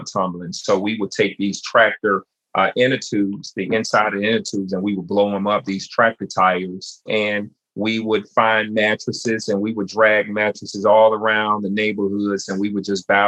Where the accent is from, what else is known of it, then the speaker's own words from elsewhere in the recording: Chattanooga, Tennessee, United States; I was born and raised in Chattanooga, Tennessee